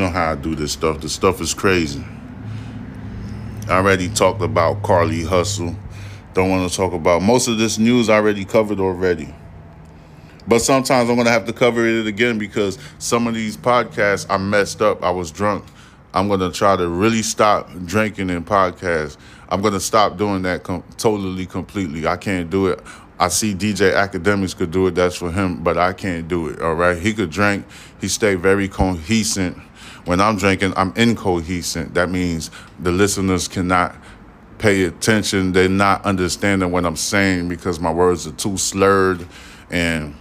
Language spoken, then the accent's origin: English; New York City, New York, United States; also born or lived in Houston, Texas; now in Texas, United States; I'm from New York City